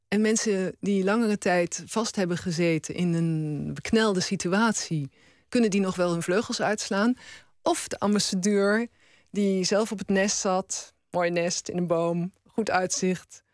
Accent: Roermond, Limburg, Netherlands; accent: Limburgish; moved away; dat ik Limburgs mag spreken, dat ik mij geworteld mag voelen in waar ik vandaan kom

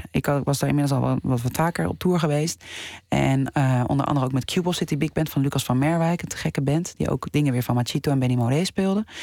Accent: Netherlands; dat je als Nederlandse ja, genomineerd wordt.

